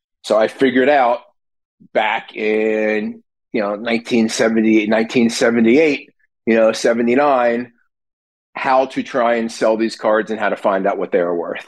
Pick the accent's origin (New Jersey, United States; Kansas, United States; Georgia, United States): New Jersey, United States; So I grew up in South Jersey, outside of Philly, and I was always a baseball fan.